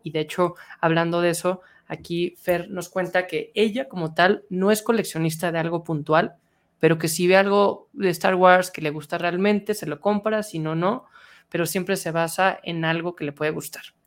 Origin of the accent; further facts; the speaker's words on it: Mexico; yo hablando como mexicano